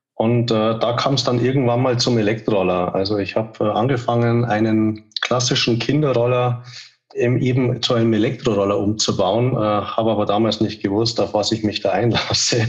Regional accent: Munich, Bavaria, Germany; moved away; bin ursprünglich aus München, lebe heute auch wieder

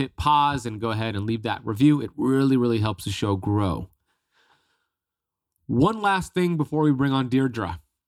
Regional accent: Miami, Florida, United States; It was like 13 degrees Fahrenheit, and I'm from Miami.

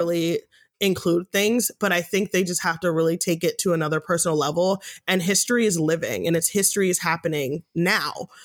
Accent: United States; I'm American. I live in America

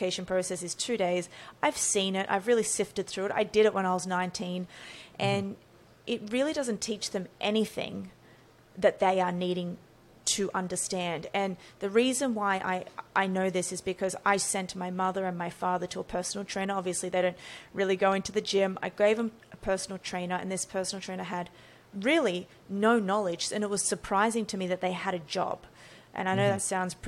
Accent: Australia; So born and raised in Australia

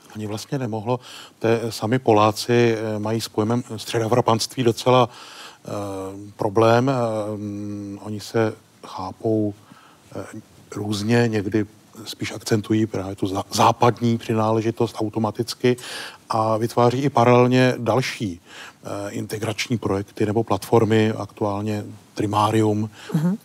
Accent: Czechia; my jako Češi

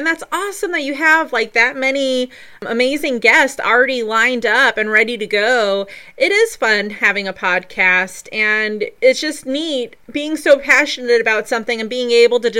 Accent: Colorado, United States; moved away as an adult; now in North Carolina, United States; For instance, I'm in North Carolina at the moment part-time, but I'm from Colorado, which is close to 2,000 miles away.

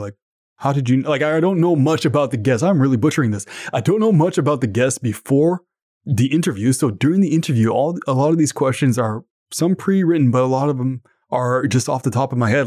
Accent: Canada; I'm from Canada

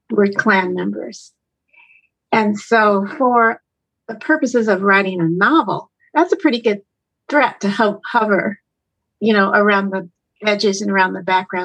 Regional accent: Denver, Colorado, United States; also born or lived in St. Louis, Missouri; I was raised in Colorado. I was 2 years old when my parents moved here from Missouri, from St. Louis, Missouri

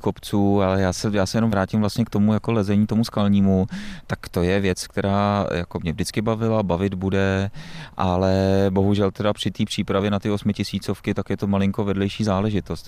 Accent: Plzeň, Plzeň Region, Czechia; já jsem z Plzně

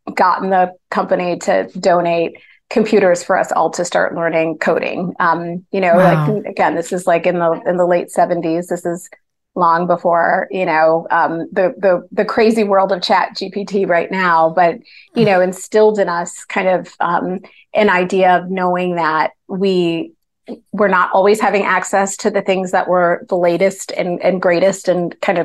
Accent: New Jersey, United States; So I grew up in New Jersey, in a suburb of New York

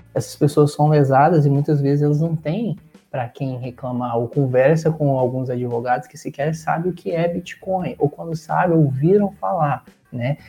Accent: Uberlândia, Minas Gerais, Brazil; moved away as an adult; also born or lived in Portugal; como eu tinha lá na minha cidade, de Uberlândia

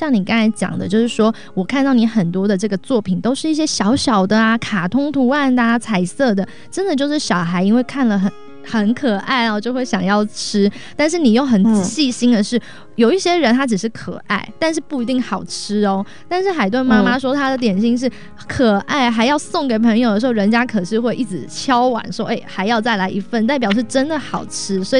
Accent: Taiwan; now in United States; 哇，这个是远嫁台湾哦，我是从台湾嫁来美国啦，所以我们两个是这样颠倒交换了。

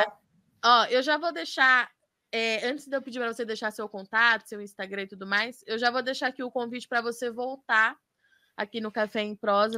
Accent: Jundiaí, São Paulo, Brazil; now in Campinas, Brazil; Eu nasci, sou nascida em São Paulo, em Jundiaí

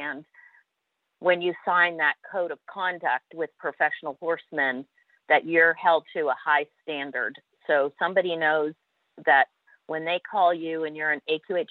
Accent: Canada; accent: Canadian twang; I'm a Canadian, a proud Canadian, diehard Canadian

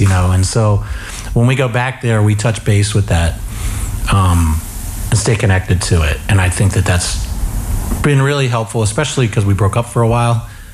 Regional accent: York, Pennsylvania, United States; moved away as an adult; growing up in York, Pennsylvania

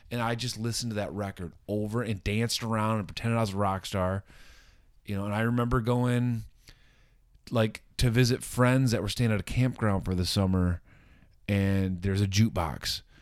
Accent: Wayland, Michigan, United States; moved away as an adult; also born or lived in Los Angeles; Waylon, my hometown

